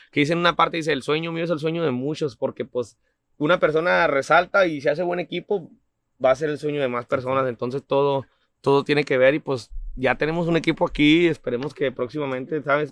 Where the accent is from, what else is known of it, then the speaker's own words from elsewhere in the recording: Camargo, Chihuahua, Mexico; also born or lived in Delicias, Chihuahua / Kansas City; now in California, United States; nací en Delicia, Chihuahua, pero me crié en Camargo, Chihuahua totalmente.